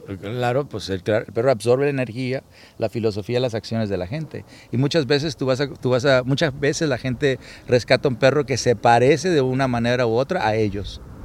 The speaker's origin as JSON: {"language": "Spanish", "region": "Sinaloa", "country": "Mexico", "tie": "born or raised there", "moved": "as an adult", "lives_now": "United States", "said": "Yo crecí en Sinaloa"}